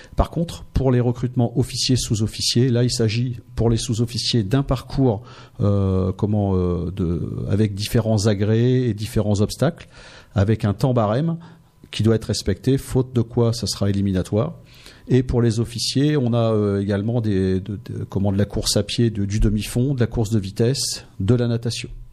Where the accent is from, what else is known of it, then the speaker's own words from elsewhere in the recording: Noyon, Hauts-de-France, France; moved away as an adult; also born or lived in Seine-Saint-Denis / Martinique / Amiens; je suis originaire de Noyon